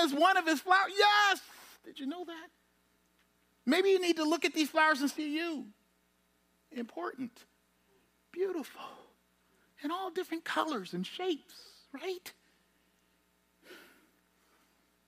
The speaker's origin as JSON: {"language": "English", "town": "Charleston", "region": "South Carolina", "country": "United States", "said": "I'm from Charleston. I'm used to the low country"}